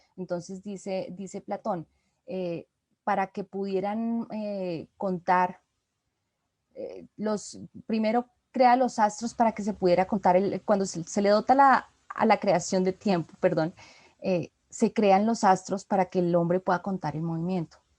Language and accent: Spanish; Colombia; como colombiana